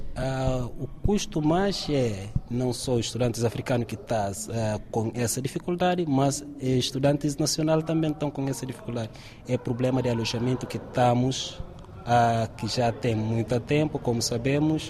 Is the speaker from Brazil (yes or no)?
no; Guinea-Bissau; moved away as an adult; also born or lived in Turkey; now in Évora, Portugal; venho de Guiné-Bissau